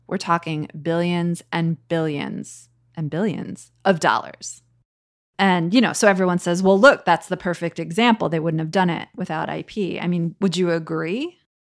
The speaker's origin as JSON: {"language": "English", "country": "United States", "said": "as an American"}